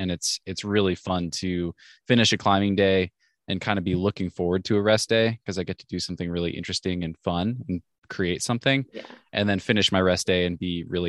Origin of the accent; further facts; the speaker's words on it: Pacific Northwest, United States; So I'm 32 years old now. I grew up in the Northwest and had a very normal upbringing